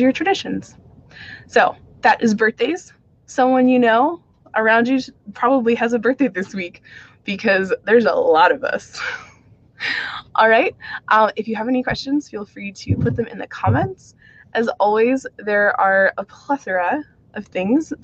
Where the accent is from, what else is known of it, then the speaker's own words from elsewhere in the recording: Phoenix, Arizona, United States; I grew up in the Irish community in Phoenix, Arizona